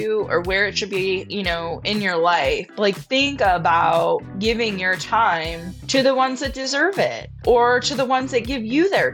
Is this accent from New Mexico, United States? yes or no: no; West Virginia, United States; moved away as an adult; also born or lived in Texas / Alaska / Florida Panhandle; now in Florida, United States; I was born and raised in West Bygod, Virginia